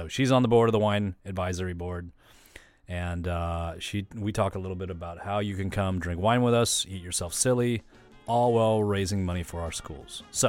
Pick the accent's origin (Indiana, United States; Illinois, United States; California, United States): California, United States; So you're seeing these sports and music and all these programs that I was used to growing up in California get cut.